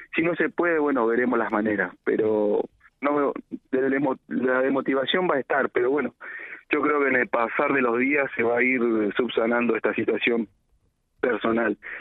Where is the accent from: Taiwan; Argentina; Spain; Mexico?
Argentina; Reconquista, Santa Fe; yo soy de Reconquista y viajo al distrito de Antosca a trabajar